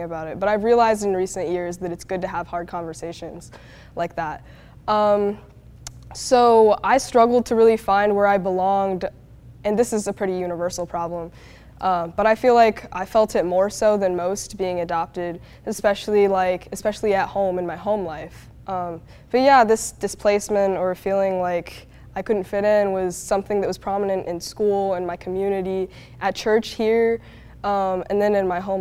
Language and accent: English; United States; also born or lived in China; They came and got me and brought me back to the States